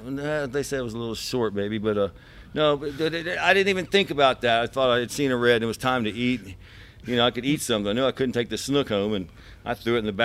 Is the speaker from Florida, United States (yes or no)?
yes; Miami, Florida, United States; I was born in Florida, Miami, and I've lived here my whole life